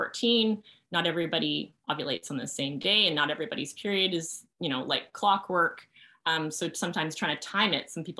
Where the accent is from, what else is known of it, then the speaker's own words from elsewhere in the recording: Canada; partly being Canadian